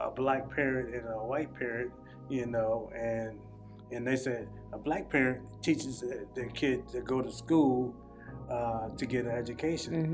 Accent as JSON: {"language": "English", "region": "South Carolina", "country": "United States", "tie": "born or raised there", "also_born_or_lived": "Springfield, Massachusetts", "moved": "yes", "lives_now": "Massachusetts, United States", "said": "I'm from South Carolina, uh, and you know, we used to go swimming"}